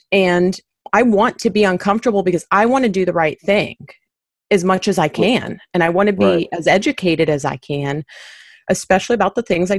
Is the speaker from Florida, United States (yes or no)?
yes; Miami, Florida, United States; moved away; I grew up in Miami, so it was very diverse. And then I came here and it wasn't